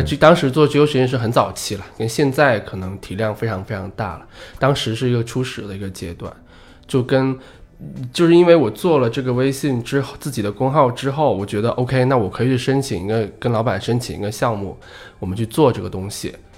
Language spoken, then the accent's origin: Chinese; Guangxi, China; now in Beijing, China; 在老家，我老家广西的